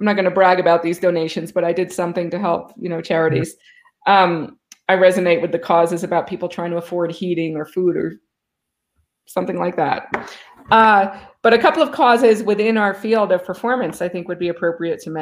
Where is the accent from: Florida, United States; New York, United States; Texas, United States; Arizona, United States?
New York, United States; New York City; Growing up in Manhattan